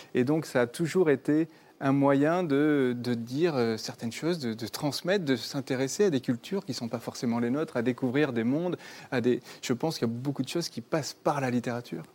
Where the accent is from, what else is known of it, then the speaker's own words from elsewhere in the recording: Bordeaux, Nouvelle-Aquitaine, France; j'ai grandi dans le sud-ouest, moi, je viens de Bordeaux